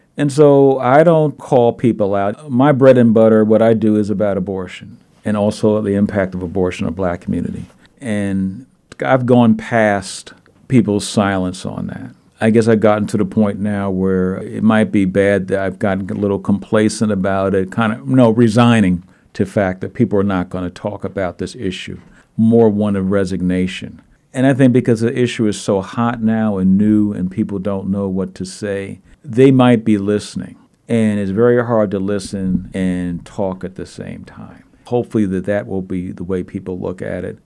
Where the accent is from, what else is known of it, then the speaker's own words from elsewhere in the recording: New York City, New York, United States; also born or lived in Minneapolis suburb, Minnesota; now in Minneapolis area, United States; I'm from Brooklyn, New York. I remember the riots, sixty-eight